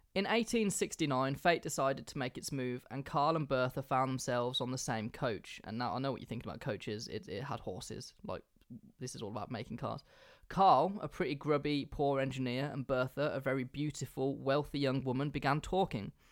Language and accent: English; England, United Kingdom; I'm English